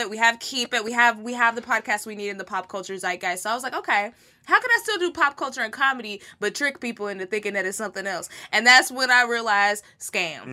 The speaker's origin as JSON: {"language": "English", "region": "Texas", "country": "United States", "tie": "born or raised there", "said": "I'm from, this is my home state, is Texas"}